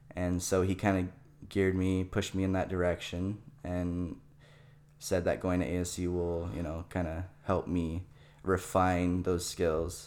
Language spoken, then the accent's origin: English; Chandler, Arizona, United States; also born or lived in Canada; I was born in Canada. Um, and I lived there for about eight years. And then as a child, we moved to Arizona mm-hmm. here. And I kind of just grew up in the Chandler Gilbert area